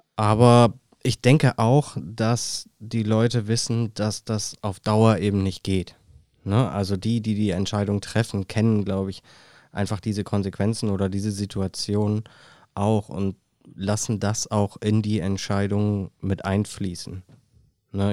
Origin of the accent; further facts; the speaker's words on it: Germany; Bei uns in Deutschland